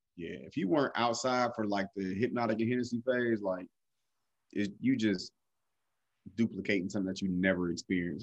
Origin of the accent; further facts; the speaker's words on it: Cleveland, Ohio, United States; also born or lived in Columbus, Ohio; I had to go home back to Cleveland